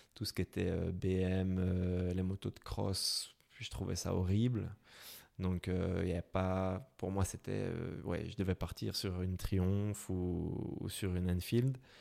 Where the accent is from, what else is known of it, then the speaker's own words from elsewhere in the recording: Brussels, Brussels-Capital Region, Belgium; accent: Belgian; je viens de, Bruxelles. Vous pouvez peut-être l'entendre à mon accent